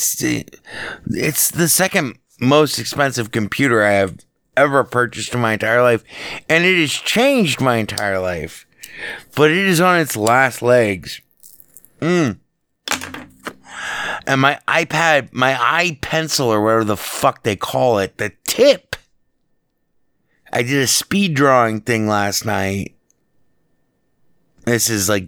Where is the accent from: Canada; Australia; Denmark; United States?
United States; I'm an American. I'm as American as fucking apple pie